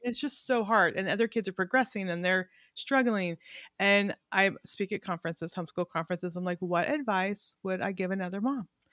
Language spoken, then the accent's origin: English; California, United States; also born or lived in Montana; now in Little Rock, United States; I grew up in California, which we were very ethnically diverse.